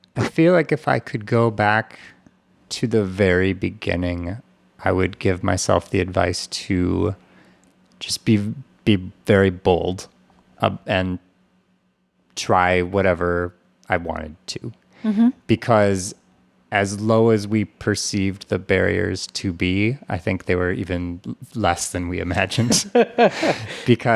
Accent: Minneapolis, Minnesota, United States; I grew up around the Twin Cities. We moved several times for no good reason except that my parents seemed to love to move.

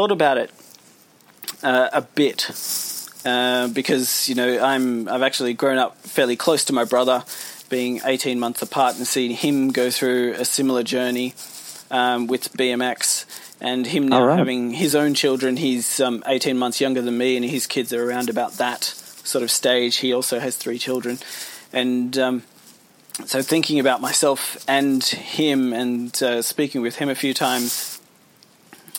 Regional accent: Australia; also born or lived in United Kingdom; We emigrated when I was, you know, 18 months old, so I'd been in Australia for the whole of my life.

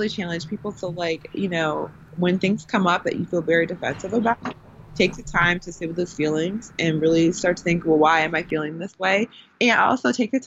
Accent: Milwaukee, Wisconsin, United States; I grew up in the Midwest where it's not really like that. So I grew up, I'm from Milwaukee

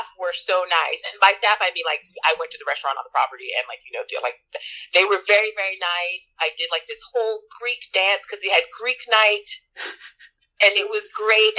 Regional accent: Jamaica; moved away; I'm Jamaican.

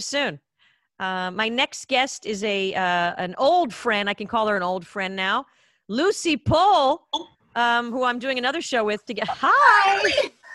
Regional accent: Israel; also born or lived in United States; now in Los Angeles, United States; back in the day when I was growing up in Israel

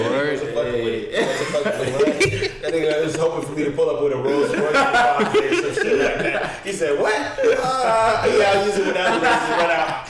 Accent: Nigeria; now in United States; my brothers were born in this country, but I was born in Africa. Like, literally, I came straight from the motherland

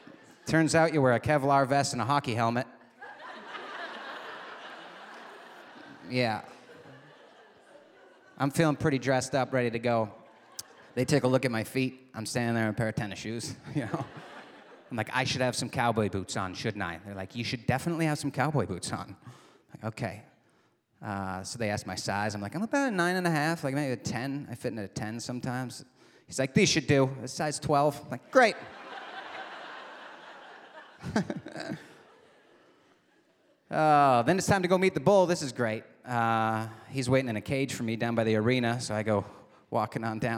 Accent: Michigan's Upper Peninsula, United States; moved away; I was back in my hometown in Michigan's Upper Peninsula

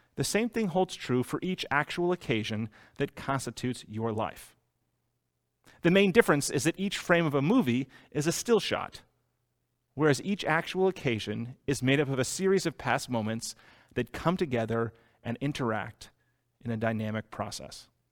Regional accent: Boston, Massachusetts, United States; I was born in Boston

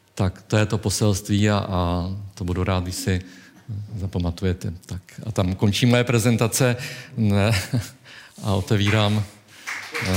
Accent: Czechia; my jako Češi

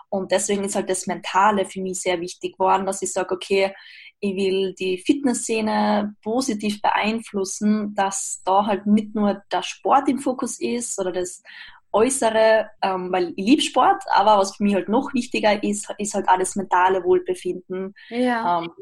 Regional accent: Austria; now in Graz, Austria; ich komme aus Österreich, wohne zurzeit in Graz.

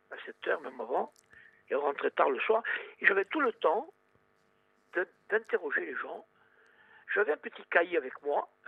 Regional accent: Sartène, Corsica, France; je suis de Sartène, moi

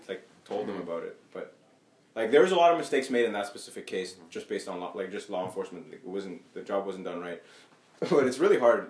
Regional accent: Ethiopia; moved away; I come from Ethiopia originally

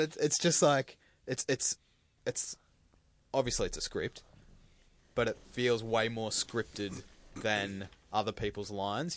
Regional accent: Australia; As an Australian

